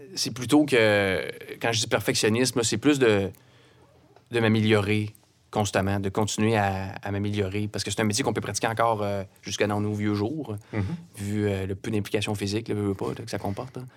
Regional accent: Brossard, Quebec, Canada; also born or lived in Saint-Apollinaire, Quebec / Cap-Rouge, Quebec; Je suis natif de Québec, mais je, viens de la rive sud de Montréal. Hmm. J'ai grandi à, Brossard.

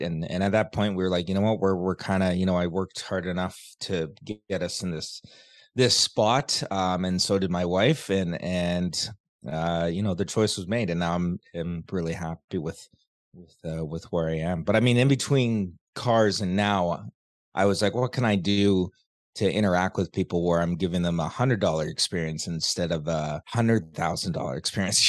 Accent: Canada; also born or lived in Vancouver; I live in Canada, I was born in Canada

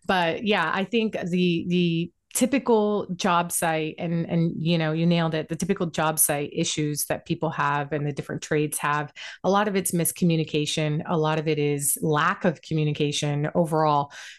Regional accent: Puerto Rico; also born or lived in multiple islands; I'm American as well, but I was born in Puerto Rico.

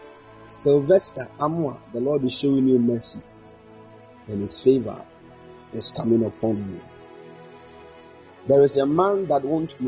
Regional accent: Ghana; I'm a Ghanaian

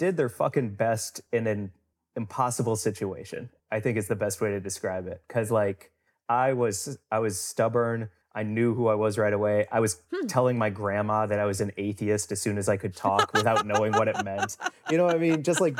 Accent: St. Louis, Missouri, United States; St. Louis, Missouri.

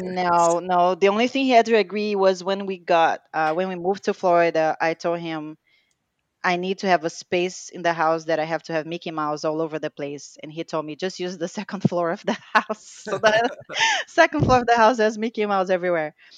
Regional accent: Rio de Janeiro, Brazil; English is a second language; now in United States; I was born in Brazil, uh, raised and born there, uh, Rio de Janeiro

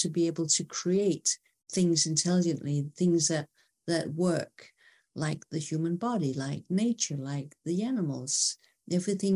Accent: Denmark; I'm from Denmark

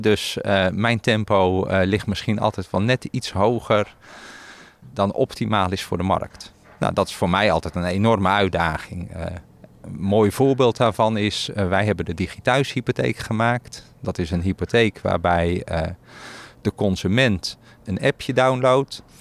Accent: Netherlands; also born or lived in Belgium; wij in Nederland

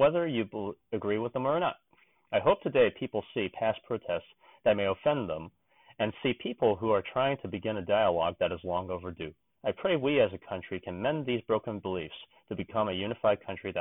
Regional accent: Oakland, California, United States; moved away; this is my hometown team, and as you may or may not know, the Bay Area is notoriously liberal

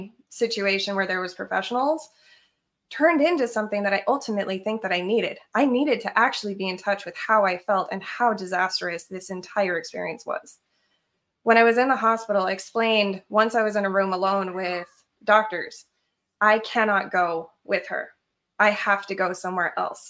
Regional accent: Colorado, United States; also born or lived in Idaho; I had actually hitchhiked from Idaho to Colorado at 15 to go back to my hometown

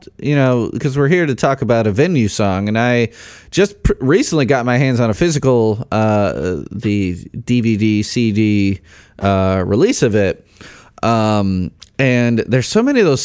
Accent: Chicago, Illinois, United States; Chicago, where I grew up

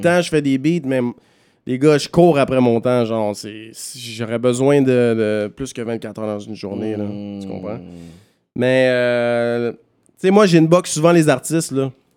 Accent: Montreal, Quebec, Canada; je suis un gars de Villeray

